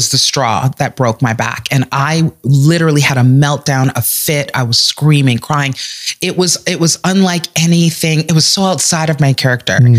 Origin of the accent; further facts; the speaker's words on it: Canada; also born or lived in West Indies (Caribbean heritage); here in Canada